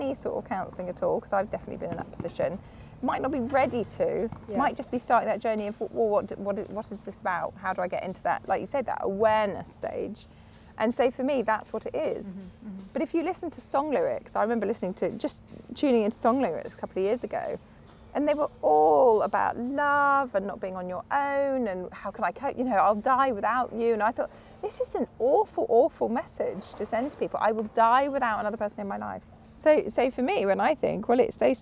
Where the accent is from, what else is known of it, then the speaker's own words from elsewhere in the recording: Cambridge, East of England, United Kingdom; I was born in Cambridge